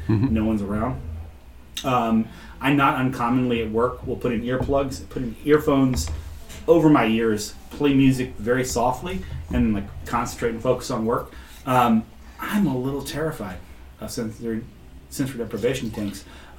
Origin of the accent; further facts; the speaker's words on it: Boston, Massachusetts, United States; I was like, wow, I'm sorry, buddy. I'm from Boston.